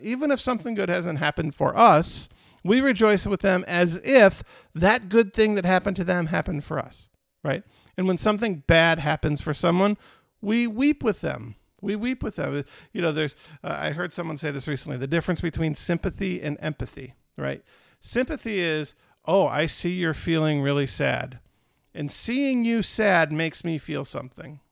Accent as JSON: {"language": "English", "country": "United States"}